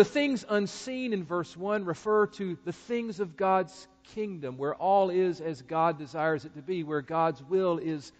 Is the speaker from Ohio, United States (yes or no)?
no; Greensboro, North Carolina, United States; my hometown of Greensboro, North Carolina